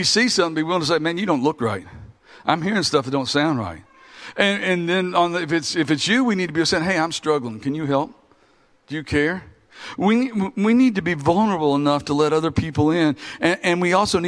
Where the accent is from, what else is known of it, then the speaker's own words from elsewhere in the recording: Kentucky, United States; We're all from Kentucky